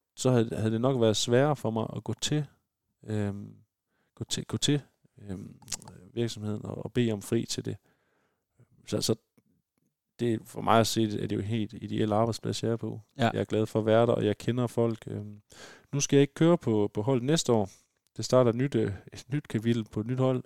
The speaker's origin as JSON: {"language": "Danish", "region": "West Jutland", "country": "Denmark", "said": "nu kommer vi begge fra fra Vestjylland"}